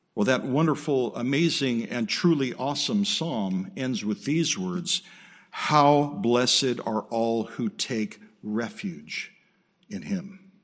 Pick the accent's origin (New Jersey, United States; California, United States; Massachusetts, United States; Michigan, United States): California, United States; Southern; moved away; also born or lived in Okinawa, Japan / Midwest, United States; I grew up in Southern California, earthquake country, um, lived in Okinawa.